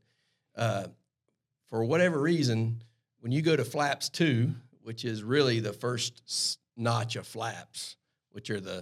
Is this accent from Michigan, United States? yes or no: no; Harleyville, South Carolina, United States; accent: super Southern; low country; moved away; I grew up near Charleston, South Carolina